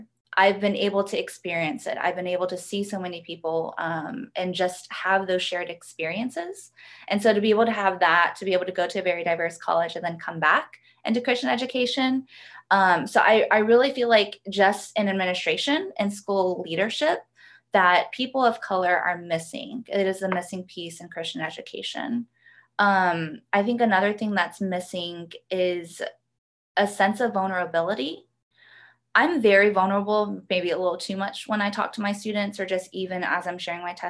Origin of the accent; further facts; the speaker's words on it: Georgia, United States; also born or lived in South Korea; I am from Georgia, Georgia Peach, born and raised. I live about 30 minutes south of Atlanta